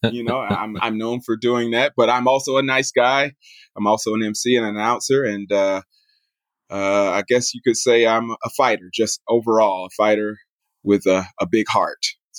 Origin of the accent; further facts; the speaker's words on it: Atlanta, Georgia, United States; also born or lived in Kanto, Japan; now in Japan; I am originally from Atlanta, Georgia, United States of America, currently in the Kanto area near Tokyo.